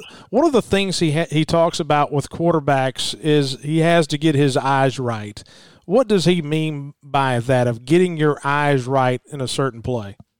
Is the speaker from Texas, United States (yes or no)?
no; Mississippi, United States; growing up in Mississippi